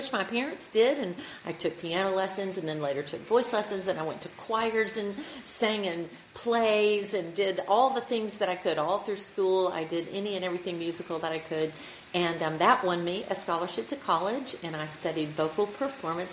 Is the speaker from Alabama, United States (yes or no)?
yes; Alabama, United States; I'm from Alabama, and I grew up going to church